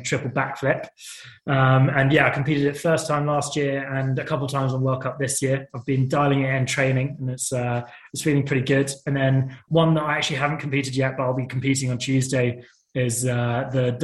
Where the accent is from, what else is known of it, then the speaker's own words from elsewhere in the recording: United Kingdom; being a British athlete